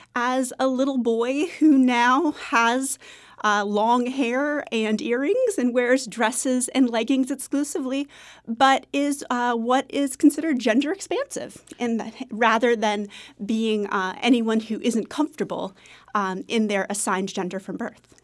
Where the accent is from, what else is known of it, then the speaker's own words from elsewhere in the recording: Maine, United States; I'm from Maine